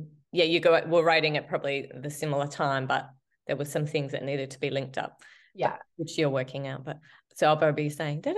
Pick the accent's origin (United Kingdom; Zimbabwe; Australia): Australia; we're from Australia